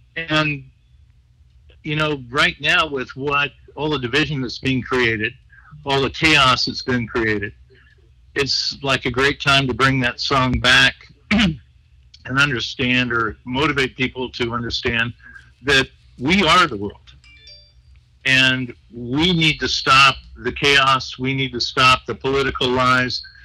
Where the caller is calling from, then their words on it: Long Beach, California, United States; I'm calling from Long Beach, California